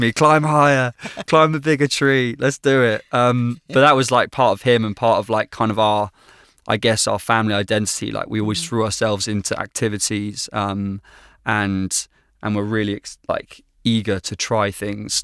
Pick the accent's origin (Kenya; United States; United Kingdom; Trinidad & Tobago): United Kingdom; Bristol, South West England; family life for me growing up has always, as long as I can remember, really been in Bristol. That's that's home for me, the great southwest of England